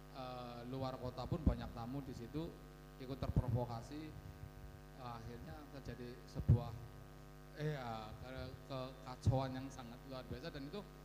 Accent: Baturraden, Central Java, Indonesia; di sana itu desaku.

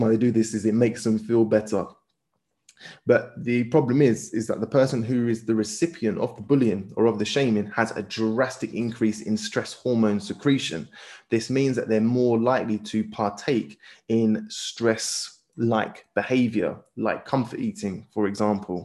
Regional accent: United Kingdom; we as British people live in a very individualistic culture

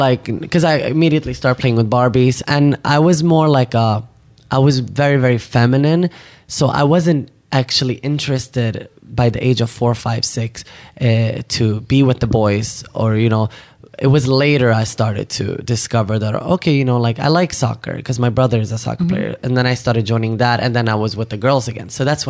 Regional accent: Sweden; moved away as an adult; also born or lived in Iraq / Turkey; now in Los Angeles, United States; I was born in Iraq, 1989. And then we refugeed from Turkey to Sweden. So I grew up in Sweden and I came to LA 7 years ago.

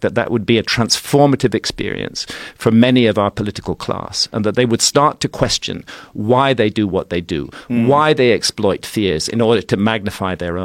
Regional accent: United Kingdom; I'm British, but America has become a very central part of my life

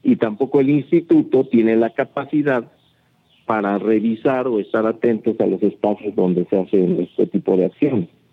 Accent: Teotihuacán, State of Mexico, Mexico; hoy ya ni siquiera somos gente de Teotihuacán

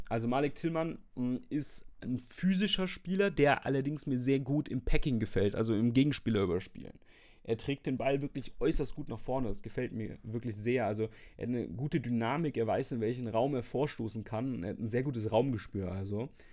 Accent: Fürth, Bavaria, Germany; aus Fürth. Ähm, dort, wo ich ja, bekanntlich ist das falsche Wort, aber wo ich herkomme

